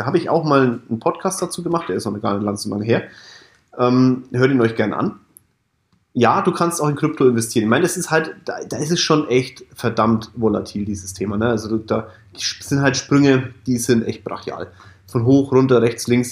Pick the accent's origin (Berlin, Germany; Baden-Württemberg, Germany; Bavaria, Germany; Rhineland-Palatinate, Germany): Bavaria, Germany; Kulmbach; Kulmbach ist mein Heimatdorf, Stadt.